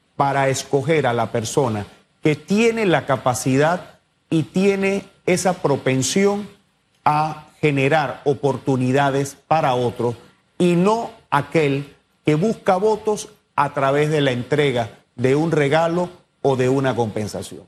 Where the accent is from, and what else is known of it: Panama